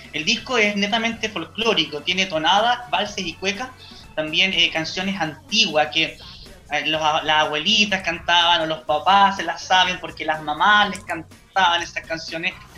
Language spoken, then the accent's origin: Spanish; San Carlos, Ñuble, Chile; yo vengo de San Carlos Ñuble, cuna, cuna de la gran …